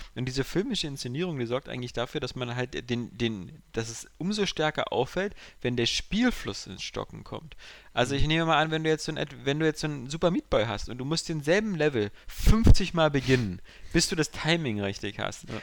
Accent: Berlin, Germany; ich bin aus dem Westen, ich hier Westberliner

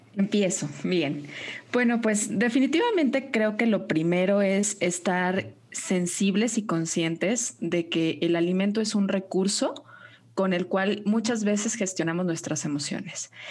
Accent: Guadalajara, Jalisco, Mexico; nutrióloga tapatía

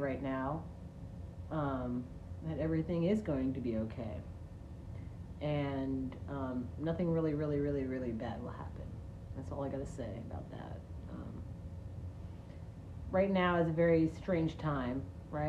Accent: United States; we are American

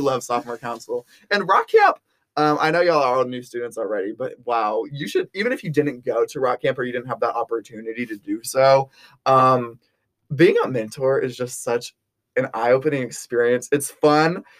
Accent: Round Rock, Texas, United States; moved away as an adult; now in Fayetteville, Arkansas, United States; I'm from Round Rock, Texas, which is a suburb of Austin, Texas

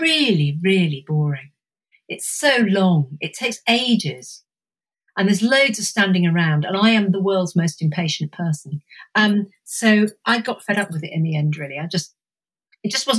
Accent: Suffolk, East of England, United Kingdom; I spent my kind of adolescence in Suffolk

